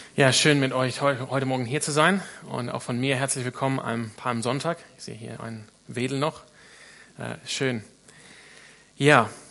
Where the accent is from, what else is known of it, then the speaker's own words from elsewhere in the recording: Australia; now in Freiburg, Germany; ich komme aus Australien